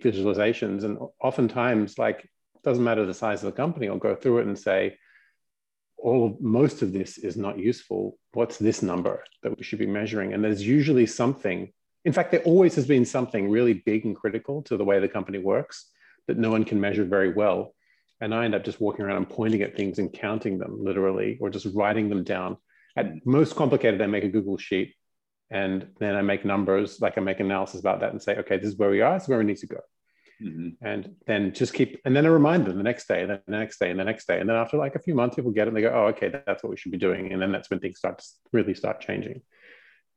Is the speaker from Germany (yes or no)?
no; Australia; nominally, I'm Australian. I did grow up here